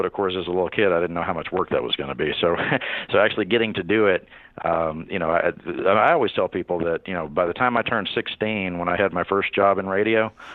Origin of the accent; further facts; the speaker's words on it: Wharton County, Texas, United States; I'm from Wharton County, which is, you know, a tiny little place in southeast Texas, not of a whole lot of note. I grew up on a farm.